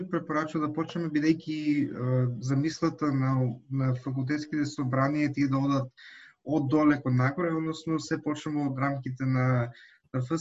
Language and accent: Macedonian; Štip, North Macedonia; Штип е и мојот роден град